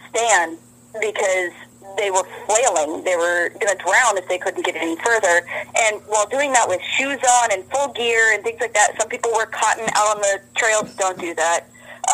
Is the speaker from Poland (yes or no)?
no; Midwest, United States; moved away; I grew up in the Midwest and used to jump in my pool as soon as it thawed